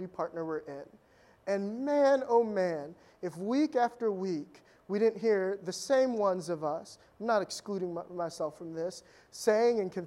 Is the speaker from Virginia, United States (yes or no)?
yes; Fairfax County, Virginia, United States; I grew up in Fairfax County, Virginia, like, 20 years ago